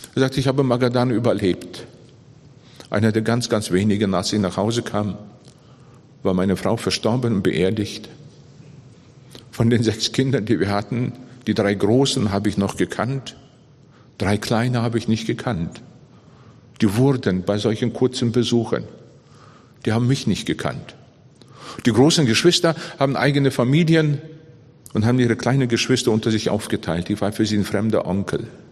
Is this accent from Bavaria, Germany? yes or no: yes; Bavaria, Germany; bei uns in Bayern